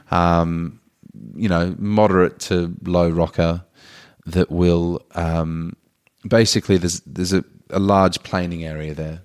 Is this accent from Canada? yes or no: no; Australia; as an Australian